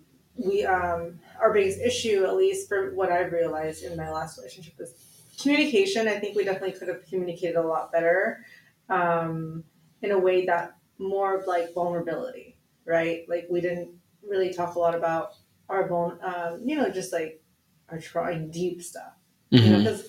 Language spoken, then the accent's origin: English; Philippines; And for me, like, being a Filipino woman, we're very, like, much high level nurturers, you know